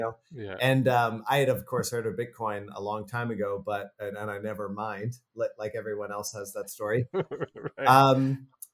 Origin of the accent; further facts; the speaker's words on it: Canada; I'm from Canada.